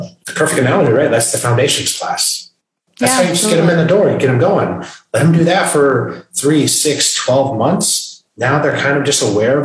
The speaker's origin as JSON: {"language": "English", "region": "Michigan", "country": "United States", "tie": "born or raised there", "also_born_or_lived": "New York City", "moved": "as an adult", "lives_now": "North Carolina, United States", "said": "Born and raised in the state of Michigan"}